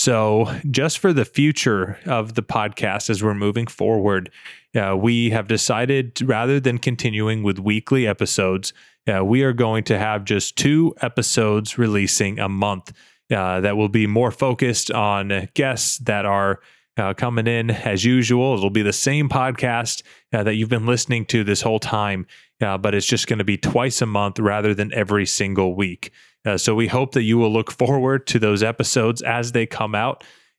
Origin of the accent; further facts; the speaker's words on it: United States; I, as you all know, I'm American, but I interview a lot of guests from around the world